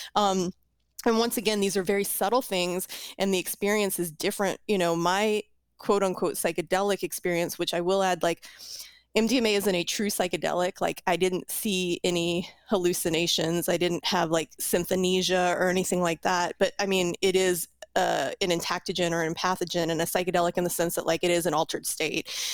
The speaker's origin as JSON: {"language": "English", "town": "New Orleans", "region": "Louisiana", "country": "United States", "said": "I'm from New Orleans"}